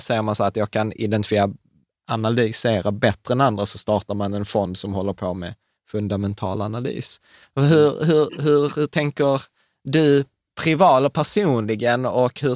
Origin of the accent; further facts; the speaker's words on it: Sweden; vi svenskar